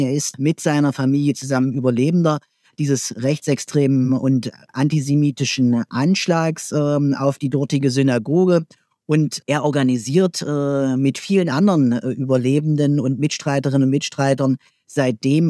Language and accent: German; Germany; in meinem Heimatland, äh, in der Bundesrepublik Deutschland